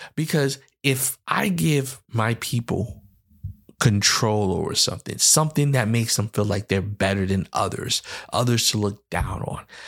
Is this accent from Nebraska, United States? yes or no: no; New York City, New York, United States; I am from the Bronx, New York.